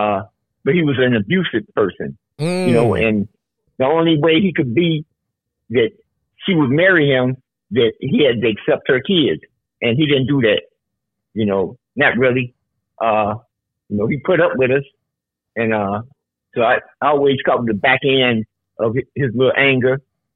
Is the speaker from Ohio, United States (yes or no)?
no; Chicago, Illinois, United States; born or raised there